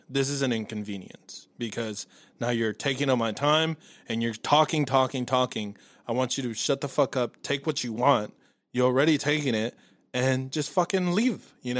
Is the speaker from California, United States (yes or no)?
yes; Los Angeles, California, United States; born or raised there; now in Dallas, United States